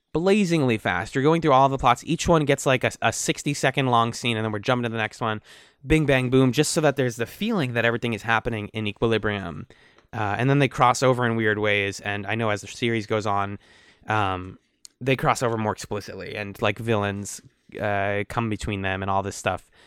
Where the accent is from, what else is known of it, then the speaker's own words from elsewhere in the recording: Boston, Massachusetts, United States; we're from the East Coast. We are from the Boston area.